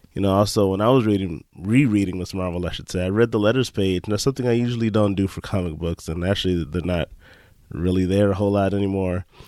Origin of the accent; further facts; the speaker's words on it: Chicago, Illinois, United States; now in Green Bay, United States; I'm actually from Chicago, but currently I live in Green Bay